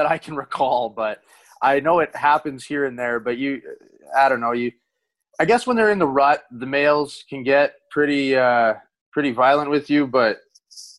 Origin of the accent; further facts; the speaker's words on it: Bonnyville, Alberta, Canada; now in Las Vegas, United States; I grew up in Bonnyville, so town's about 6,000 people